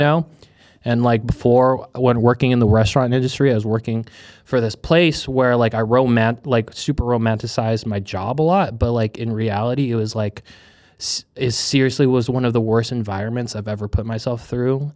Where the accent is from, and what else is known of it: United States; born or raised there; also born or lived in Hong Kong / Manila, Philippines